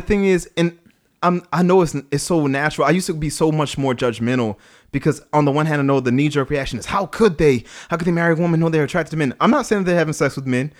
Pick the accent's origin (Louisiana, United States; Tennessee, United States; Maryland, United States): Louisiana, United States; New Orleans; I grew up in New Orleans